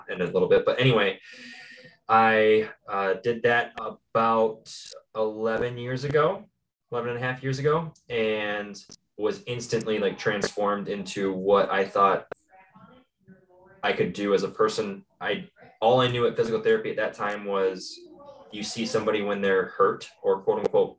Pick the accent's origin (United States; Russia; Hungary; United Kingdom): United States; Tomah, Wisconsin; I'm originally from Tomah, Wisconsin